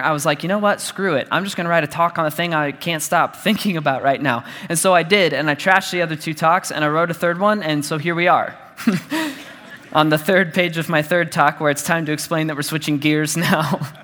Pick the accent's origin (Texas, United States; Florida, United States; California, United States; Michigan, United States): Texas, United States; Dallas; I grew up in church and I grew up in Dallas.